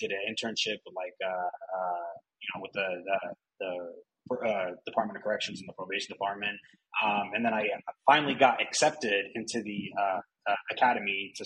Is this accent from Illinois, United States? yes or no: no; Paterson, New Jersey, United States; also born or lived in Prospect Park, New Jersey; now in San Diego, United States; I was born and raised in Jersey. I was born in Patterson. Grew up between like Patterson and Prospect Park